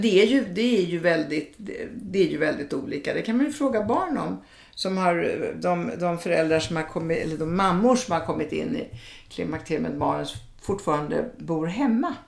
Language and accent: Swedish; Italy; moved away; jag är från Italien